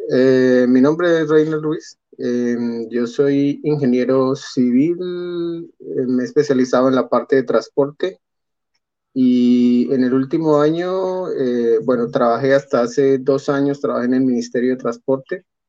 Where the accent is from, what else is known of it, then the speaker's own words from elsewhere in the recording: Colombia; moved away as an adult; yo soy extranjero, soy colombiano